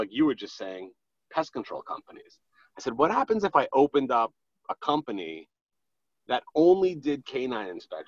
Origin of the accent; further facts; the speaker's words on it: New York City, New York, United States; now in Long Island, United States; I'm from Queens, Fresh Meadows, Queens, not Long Island. I happen to reside in Long Island right now under protest, but I do reside from Queens originally.